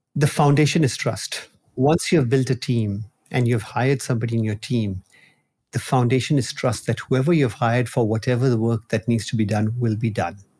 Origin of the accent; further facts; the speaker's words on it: Nigeria; moved away; also born or lived in India; I was born in Nigeria. and I've spent my childhood over there